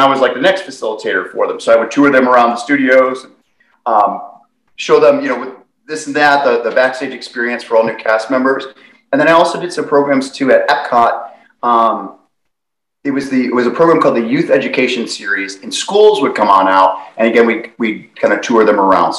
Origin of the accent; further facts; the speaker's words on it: Westlake, Ohio, United States; also born or lived in Florida; I grew up in Westlake, Ohio, and lived there most of my life